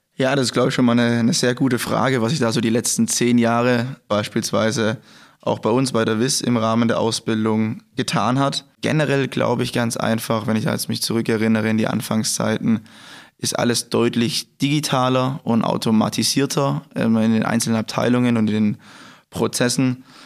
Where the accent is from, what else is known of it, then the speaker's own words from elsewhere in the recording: Germany; Ich komme hier aus der Gegend, es sind circa 10 Kilometer von hier entfernt